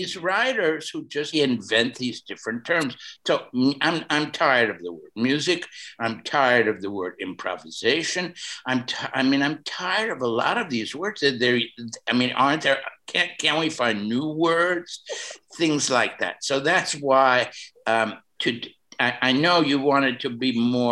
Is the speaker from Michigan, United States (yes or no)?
no; New York City, New York, United States; moved away; I'm from Brooklyn